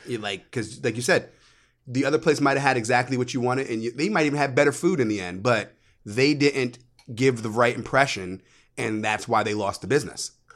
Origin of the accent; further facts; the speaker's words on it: United States; also born or lived in New York; now in Florida, United States; I was raised right outside of D C